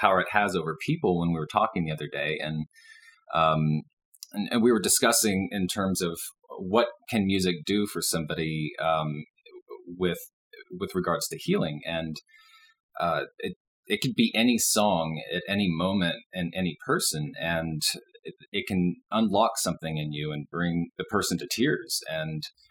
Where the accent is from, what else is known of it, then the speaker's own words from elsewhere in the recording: Dallas, Texas, United States; moved away as an adult; now in Boulder, United States; I was born and raised in Dallas and lived there for 38 years